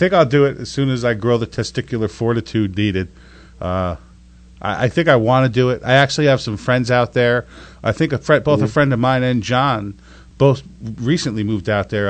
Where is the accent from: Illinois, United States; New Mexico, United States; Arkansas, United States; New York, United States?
New York, United States; now in Florida, United States; I'm originally from New York